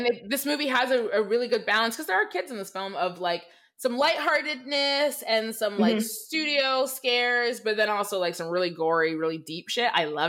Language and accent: English; United States; I'm American, so I don't know shit.